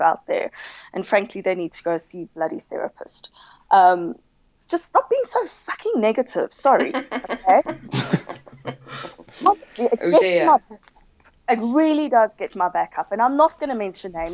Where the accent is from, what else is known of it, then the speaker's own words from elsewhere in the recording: South Africa; I am from South Africa.